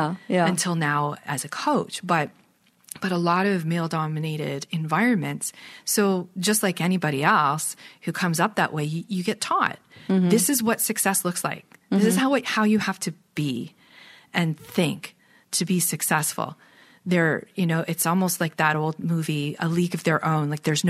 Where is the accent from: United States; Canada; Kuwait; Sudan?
Canada; Toronto, Ontario; also born or lived in British Columbia; Once I'm from Toronto, lived here until 2005, and then I lived away in British Columbia for 9 years. So I had to come back and get connected back